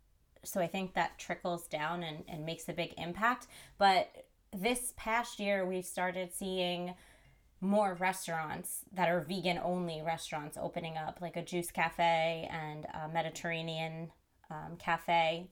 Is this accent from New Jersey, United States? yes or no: yes; New Jersey, United States; also born or lived in New York City; I grew up in New Jersey and I am back in New Jersey after being in New York City for like 12 plus years.